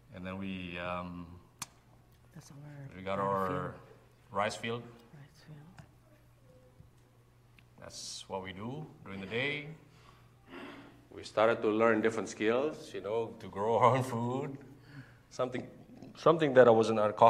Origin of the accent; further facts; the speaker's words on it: Indonesia; We're Indonesian, by the way. We're not American